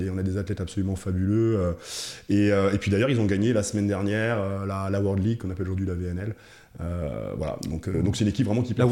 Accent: Cameroon; born there; je suis né en Afrique, en Afrique centrale. Je suis né, je suis au Cameroun.

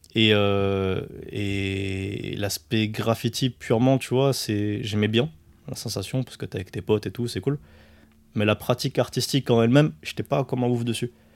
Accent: France; also born or lived in Morocco / Montpellier; je suis né au Maroc. Je suis arrivé en France à, un an.

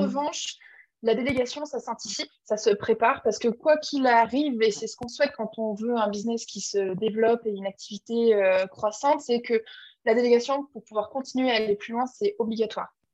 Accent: Clermont-Ferrand, Auvergne-Rhône-Alpes, France; moved away as an adult; also born or lived in Lyon; je suis auvergnate, je suis de Clermont-Ferrand, donc ma famille, mes amis, toutes les personnes que j'aime que sont là-bas

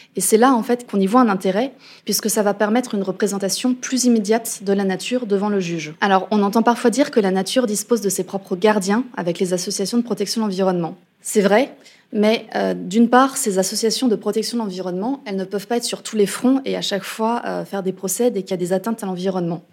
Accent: France; chez nous en France

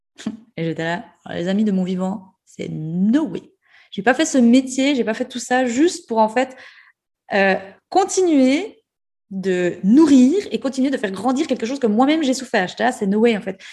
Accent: Jura, Switzerland; accent: jurassien et ajoulot; moved away; je garde toujours mon accent euh, jurassien et ajoulot.

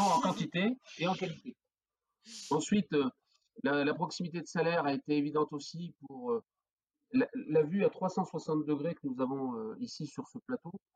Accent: the Nord, Hauts-de-France, France; now in Cantal, France; je suis originaire du Nord. Voilà, je suis flamand d'origine

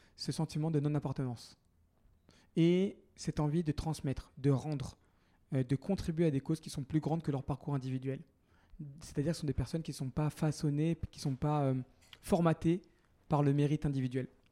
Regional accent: Paris, Île-de-France, France; first language French; je suis né à Paris il y a bientôt 38 ans d'un père sri-lankais qui était arrivé en France 6 ans auparavant et d'une mère française d'origine algérienne

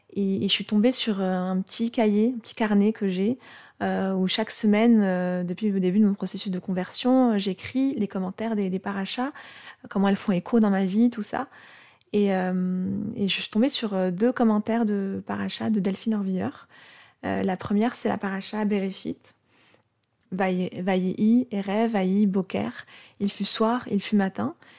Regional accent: Morocco; je suis née au Maroc, et du coup, je suis née musulmane, puisqu'au Maroc, de naissance, on est musulman ou juif

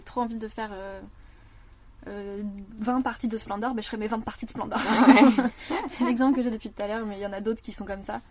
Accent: Parthenay, Nouvelle-Aquitaine, France; je viens de Partenay

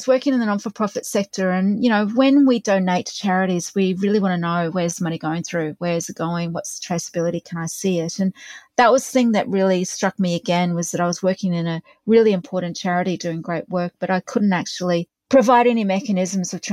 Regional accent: Australia; I'm an Aussie

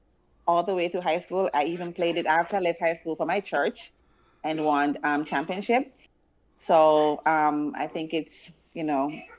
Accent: Spanish Town, Saint Catherine, Jamaica; Because I grew up in Spanish Town

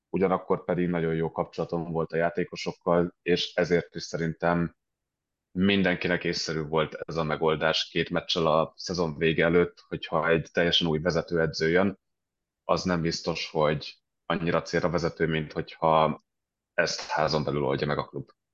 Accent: Budapest, Hungary; moved away as an adult; also born or lived in London / Denmark; now in Stockholm, Sweden; szinte egész életemben Budapesten éltem, előtte éltem Londonban

